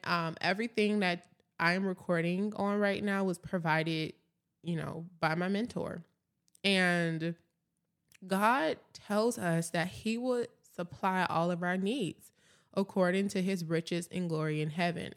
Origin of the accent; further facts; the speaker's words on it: Atlanta, Georgia, United States; now in Dallas, United States; I'm originally from Atlanta, Georgia